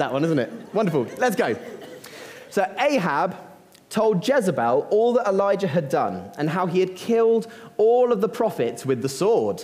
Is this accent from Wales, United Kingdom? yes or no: no; Uckfield, South East England, United Kingdom; you're back in Uckfield for me.